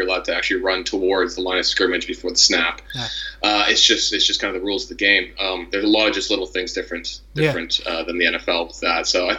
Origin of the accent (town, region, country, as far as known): Toronto, Ontario, Canada; born or raised there